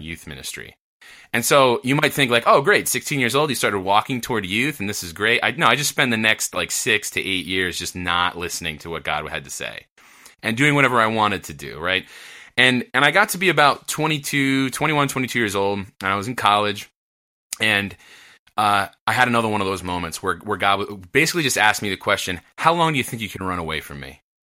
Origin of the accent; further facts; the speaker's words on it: New Jersey, United States; moved away; I grew up in New Jersey.